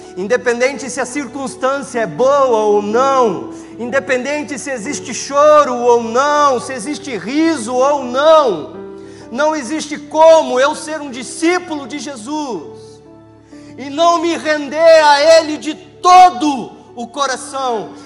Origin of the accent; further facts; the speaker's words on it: Campo Largo, Paraná, Brazil; Sou de Campo Largo, aquela mega cidade